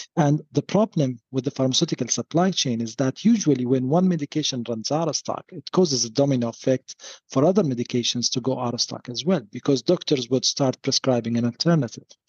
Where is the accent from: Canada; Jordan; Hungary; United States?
Jordan; moved away; I come from Jordan